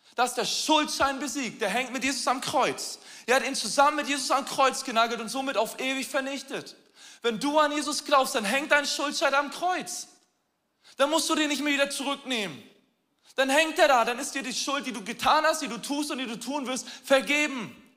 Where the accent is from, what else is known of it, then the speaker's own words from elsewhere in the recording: Hamburg, Germany; Wir als Hamburger